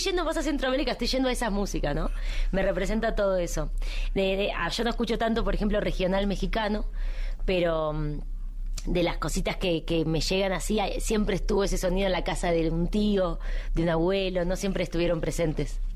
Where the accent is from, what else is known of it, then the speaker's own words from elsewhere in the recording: Argentina; en mi país en Argentina